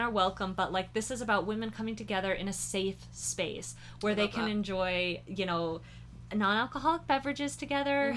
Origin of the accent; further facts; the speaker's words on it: Boulder City, Nevada, United States; also born or lived in Las Vegas; I grew up in Boulder City.